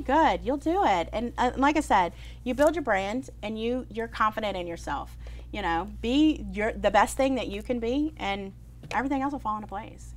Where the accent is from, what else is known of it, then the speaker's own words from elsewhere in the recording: New Orleans, Louisiana, United States; I was from New Orleans